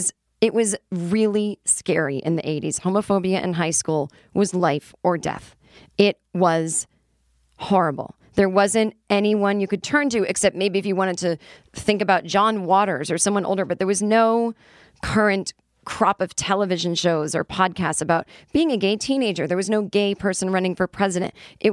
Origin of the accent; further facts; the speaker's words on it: Illinois, United States; As a kid growing up in the Chicago suburbs who often visited friends in white households